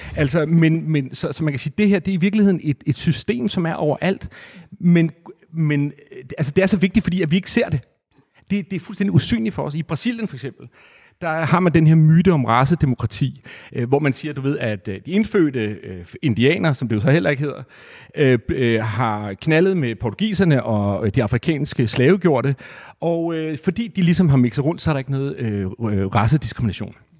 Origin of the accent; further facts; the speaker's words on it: Næstved, Zealand, Denmark; jeg er opvokset i Næstved